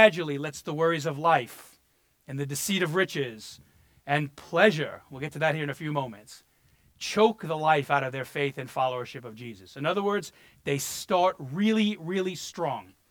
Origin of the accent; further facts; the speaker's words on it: New York City, New York, United States; moved away; also born or lived in Florida; I grew up in Brooklyn, and we lived in a 4-story apartment building